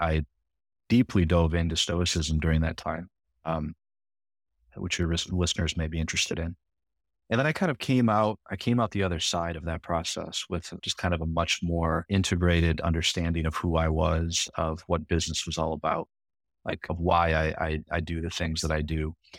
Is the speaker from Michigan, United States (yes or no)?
yes; Grand Rapids, Michigan, United States; moved away as an adult; also born or lived in New York; I'm from Michigan and born and raised in, in Grand Rapids on the west side of the state